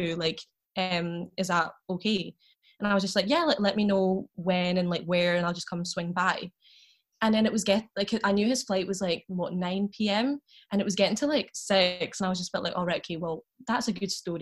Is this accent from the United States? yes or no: no; Glasgow, Scotland, United Kingdom; I'm from Glasgow